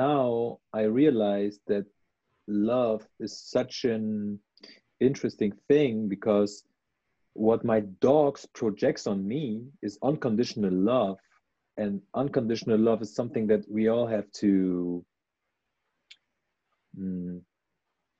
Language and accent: English; Germany; my roots are in Iran, but I grew up in Germany